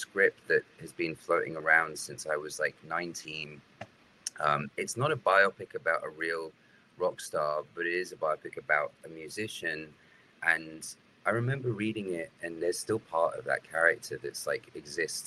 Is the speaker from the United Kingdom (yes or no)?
yes; United Kingdom; now in United States; Being British